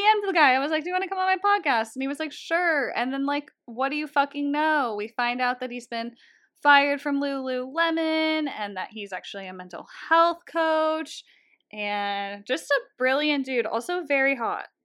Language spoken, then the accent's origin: English; Seattle, Washington, United States; I'm also from Seattle.